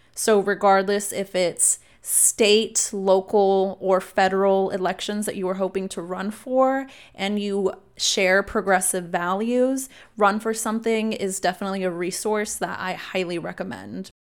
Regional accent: Austin, Texas, United States; I was born here in Austin, and while I, I lived with my mom off of Slaughter in South Austin

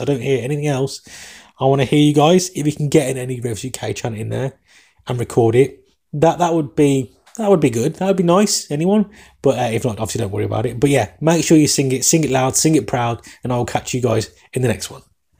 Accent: England, United Kingdom; accent: English; my English accent

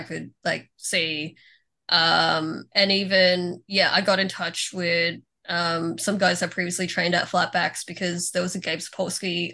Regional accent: Melbourne, Victoria, Australia

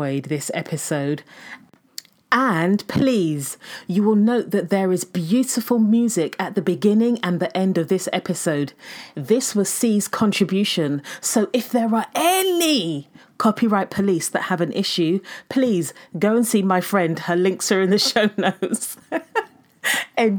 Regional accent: Nigeria; We are both Nigerian women.

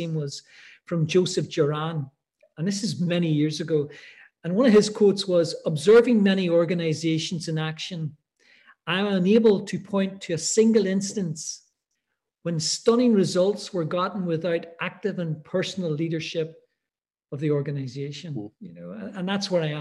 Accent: Ireland; also born or lived in Middle East; now in Edinburgh, United Kingdom; I'm Irish. I'm living in Edinburgh.

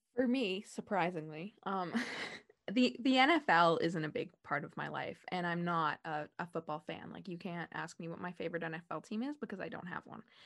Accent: Sault Ste. Marie, Ontario, Canada; I'm from Sault Ste. Marie

